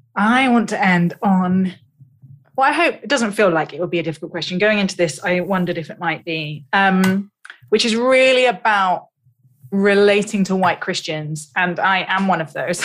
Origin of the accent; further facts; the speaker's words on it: United Kingdom; I'm British